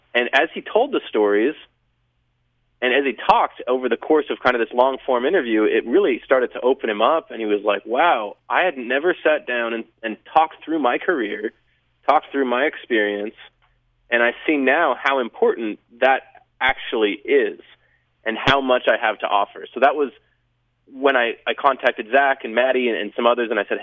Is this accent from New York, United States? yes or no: no; Bountiful, Utah, United States; I was raised in Bountiful, Utah